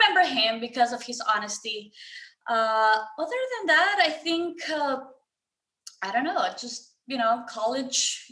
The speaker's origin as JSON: {"language": "English", "country": "Ecuador", "moved": "yes", "lives_now": "United States", "said": "I'm next to Colombia. I'm from Ecuador"}